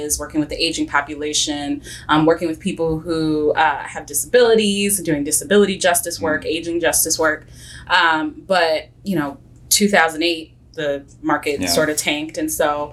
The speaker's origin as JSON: {"language": "English", "town": "Oak Park", "region": "Illinois", "country": "United States", "tie": "born or raised there", "lives_now": "Lombard, United States", "said": "I'm from Oak Park"}